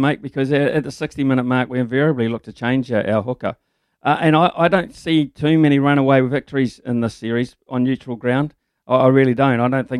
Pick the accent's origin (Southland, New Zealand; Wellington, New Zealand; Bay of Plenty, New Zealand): Wellington, New Zealand; Lower Hutt; before people assume I'm a Crusaders fan, I'm from the Hut, not Christchurch.